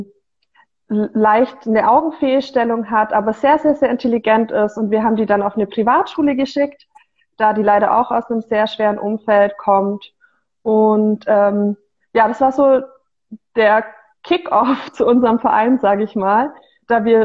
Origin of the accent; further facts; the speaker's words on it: Bavaria, Germany; Ich bin 25 Jahre alt und ich komme eigentlich aus der ähm, Augsburger Gegend mhm. und ähm, habe dort dann 2019 meinen Bachelor abgeschlos